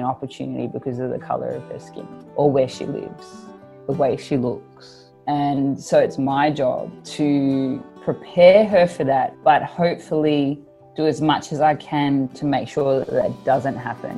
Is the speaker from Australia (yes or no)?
yes; Melbourne, Victoria, Australia; I grew up in Melbourne, in the southeast suburbs of Melbourne